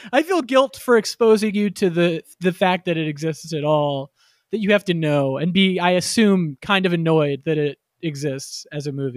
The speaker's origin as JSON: {"language": "English", "region": "Florida", "country": "United States", "tie": "born or raised there", "said": "I grew up in Florida"}